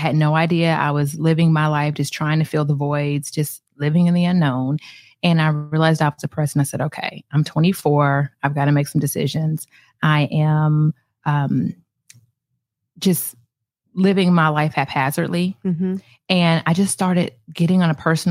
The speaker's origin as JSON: {"language": "English", "town": "Atlanta", "region": "Georgia", "country": "United States", "moved": "as an adult", "lives_now": "Naples, United States", "said": "I'm from Atlanta."}